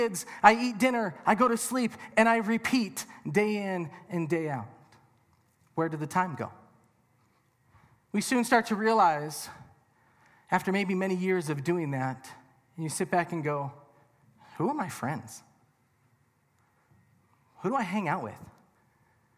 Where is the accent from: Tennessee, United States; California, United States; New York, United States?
California, United States; Southern; now in Colorado Springs, United States; I am originally from Southern California